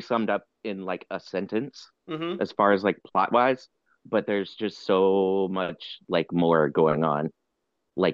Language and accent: English; South Carolina, United States; I'm from South Carolina